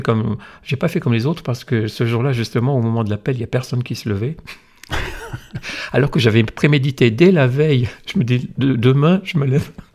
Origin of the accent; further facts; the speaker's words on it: the North, France; moved away as an adult; also born or lived in Alsace; je venais du Nord